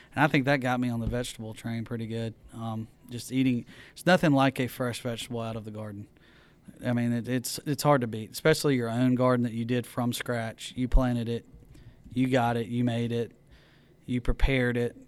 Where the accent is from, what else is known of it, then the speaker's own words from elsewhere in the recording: Mississippi, United States; growing up in Mississippi, you know, my, my granddad had a uh, farm